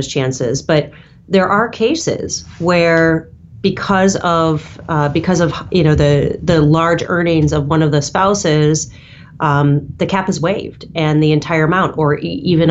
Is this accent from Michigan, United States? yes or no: yes; Michigan, United States; now in New York, United States; where I grew up in Michigan